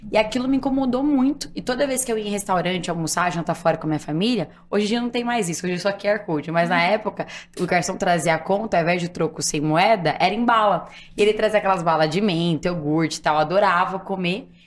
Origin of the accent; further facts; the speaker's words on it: Guarulhos, São Paulo, Brazil; Eu sou de Guarulhos, eu brinco assim, gente, eu sou prova viva, Guarulhos tem mais que aeroporto, tem gente que mora lá, então eu sou de Guarulhos.